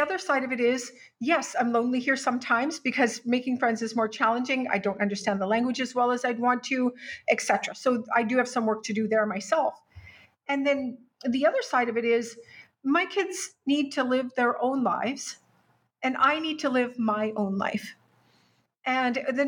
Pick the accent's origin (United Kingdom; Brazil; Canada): Canada; moved away as an adult; now in Mexico; as a Canadian